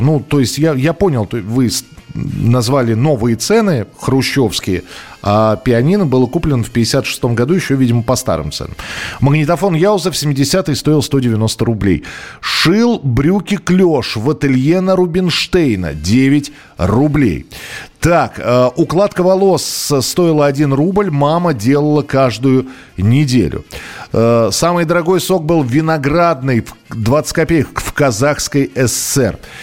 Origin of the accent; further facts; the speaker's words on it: Moscow, Russia; я же из Москвы